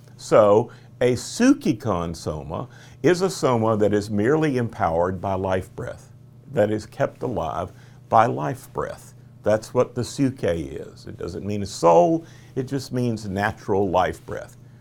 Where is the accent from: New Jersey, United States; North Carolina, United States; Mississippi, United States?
North Carolina, United States; Charlotte; my hometown of Charlotte, North Carolina